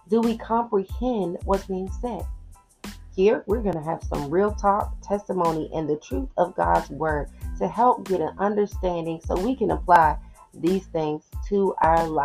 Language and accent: English; Georgia, United States; So, I was born and raised in Georgia for the most part. I'm a military brat, so I've been a little bit of everywhere, but the majority of my life has been spent around the CSRA area.